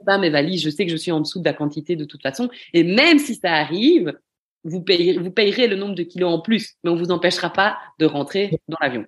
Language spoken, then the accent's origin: French; Belgium; Quand on est belge